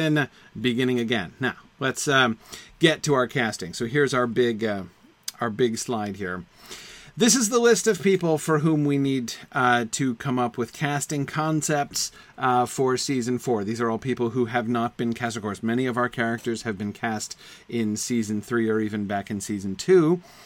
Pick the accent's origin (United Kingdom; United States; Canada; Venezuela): United States; Amherst, New Hampshire; I lived in the town of Amherst, New Hampshire. That was my hometown when I lived here before I went off to college